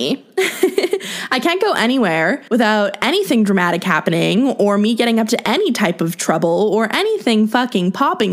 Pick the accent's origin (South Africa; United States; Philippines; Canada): Canada; I obviously grew up here. I live here. Like, you know, I'm a Canadian girl.